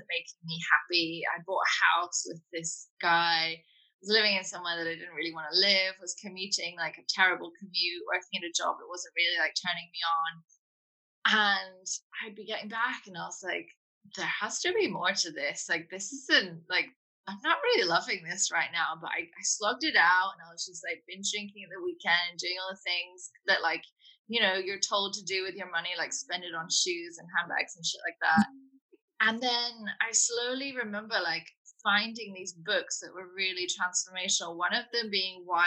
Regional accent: United Kingdom; now in London, United Kingdom; I'm in London at the moment. I am British

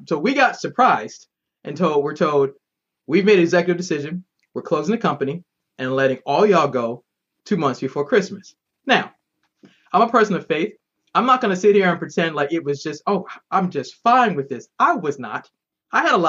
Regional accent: Boston, Massachusetts, United States; moved away as an adult; now in Maryland, United States

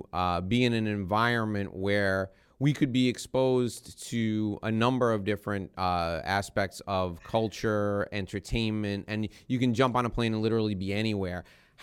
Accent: New York, United States; moved away as an adult; now in Miami, United States; when I relocated to Miami 12 years ago from New York. I was born and raised in New York

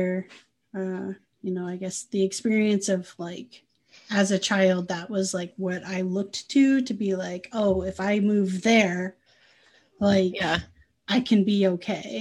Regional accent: Midwest, United States; moved away as an adult; also born or lived in Northern San Diego County, California; growing up in the Midwest

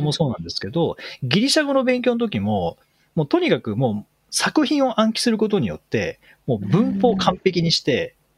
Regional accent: Japan; 僕らが、日本人が

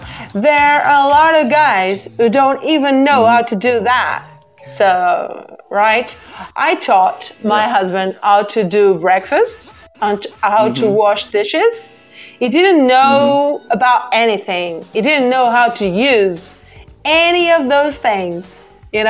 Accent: Barcelos, Norte, Portugal; first language Portuguese; English is a second language; now in Porto, Portugal; My city where I was born and grew up is called Barcelos, but I live in Porto.

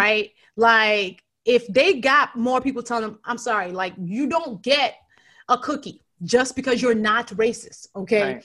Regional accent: Nigeria; the Nigerian who wants to be a writer

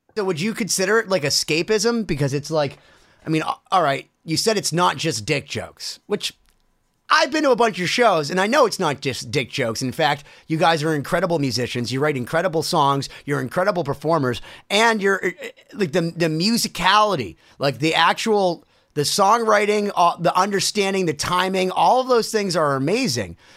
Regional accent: Worcester, Massachusetts, United States; Worcester at my hometown

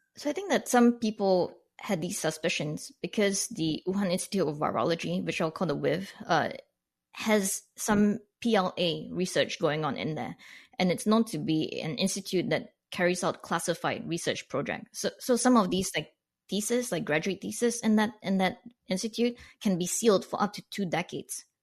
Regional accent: Canada; as a non-American, as a Canadian looking in on this

